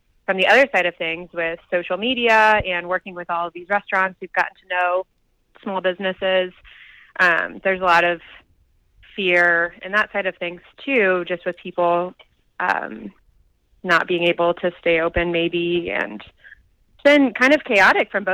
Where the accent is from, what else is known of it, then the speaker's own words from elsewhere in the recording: St. Louis, Missouri, United States; moved away as an adult; now in Boulder, United States; I'm from St. Louis